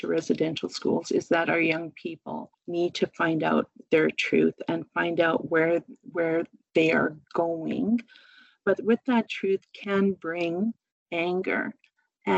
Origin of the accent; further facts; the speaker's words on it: Kuchiching First Nation, Treaty 3, Ontario, Canada; I am from Treaty 3, Kuchiching First Nation